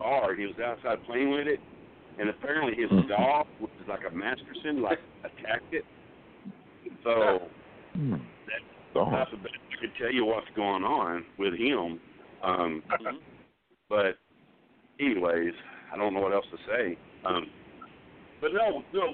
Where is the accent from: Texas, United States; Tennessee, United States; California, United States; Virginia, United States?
Texas, United States; I'm from Texas